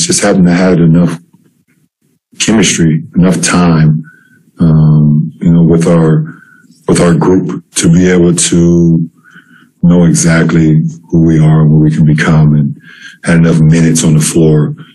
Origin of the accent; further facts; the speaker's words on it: Akron, Ohio, United States; my hometown of Akron